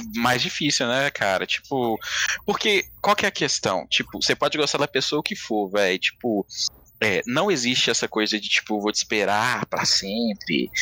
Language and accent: Portuguese; Belo Horizonte, Minas Gerais, Brazil; moved away; also born or lived in São Paulo; mó sotaque da minha cidade